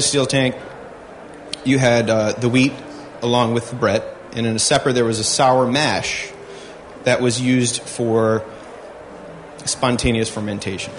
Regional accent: Midwest, United States; where I grew up in the Midwest

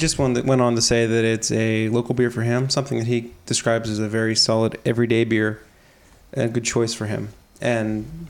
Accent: Oregon, United States; It's my personal mission in life to correct this when possible, as I love my home state.

